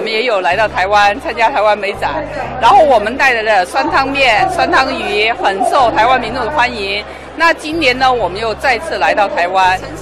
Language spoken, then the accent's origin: Chinese; Guizhou, China; 我是来自贵州的